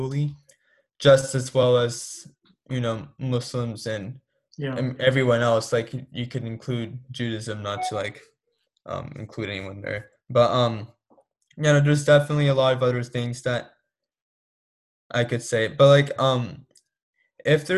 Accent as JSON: {"language": "English", "town": "Torrance", "region": "California", "country": "United States", "tie": "born or raised there", "said": "I'm born in Torrance"}